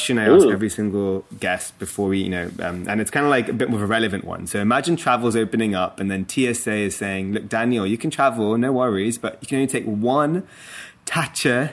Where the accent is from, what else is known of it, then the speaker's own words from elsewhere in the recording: London, United Kingdom; that's my hometown